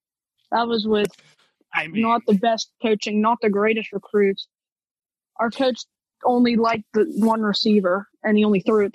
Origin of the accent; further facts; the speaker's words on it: Pittsburgh, Pennsylvania, United States; I'm from Pittsburgh.